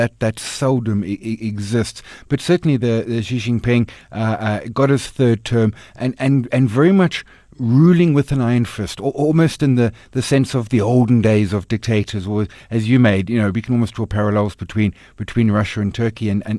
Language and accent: English; South Africa; It's difficult, particularly as a South African investor with Naspers Process / Tencent